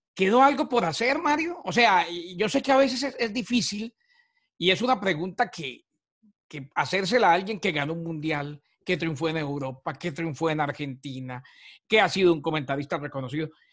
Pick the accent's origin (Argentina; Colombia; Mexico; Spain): Colombia; Bucaramanga, Santander; moved away; yo estando en mi pueblo, estando en Bucaramanga de vacaciones